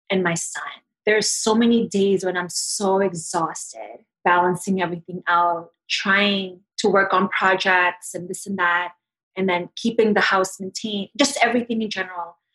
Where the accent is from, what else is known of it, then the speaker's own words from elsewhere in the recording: Philippines; Ate, because I'm Filipino, is in my culture, it means big sister.